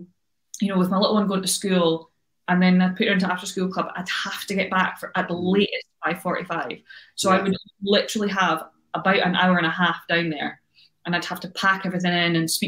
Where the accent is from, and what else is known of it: United Kingdom